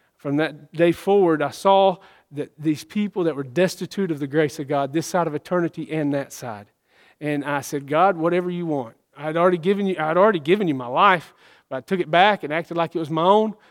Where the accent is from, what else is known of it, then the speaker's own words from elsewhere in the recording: Georgia, United States; I was born in Georgia. I was born in Georgia. I'm a Georgia boy